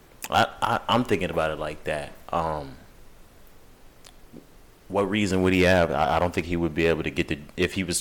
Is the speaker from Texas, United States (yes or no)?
yes; Texas, United States; now we're from Texas